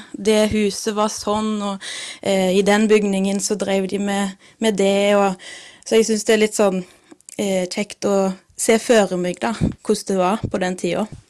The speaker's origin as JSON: {"language": "Norwegian", "town": "Åkrehamn", "region": "Rogaland", "country": "Norway", "also_born_or_lived": "Oslo", "said": "Jeg kommer fra Åkra på Karmøy"}